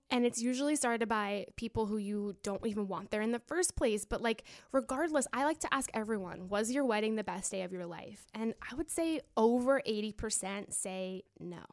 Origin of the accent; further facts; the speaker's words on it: Florida, United States; I'm from Florida